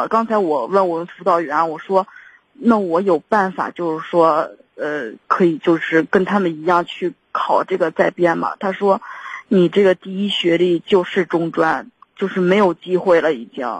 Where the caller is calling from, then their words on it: Shijiazhuang, Hebei, China; 我是石家庄这边儿